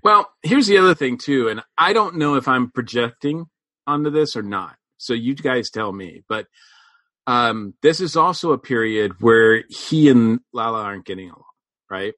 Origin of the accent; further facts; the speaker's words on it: Massachusetts, United States; growing up in Massachusetts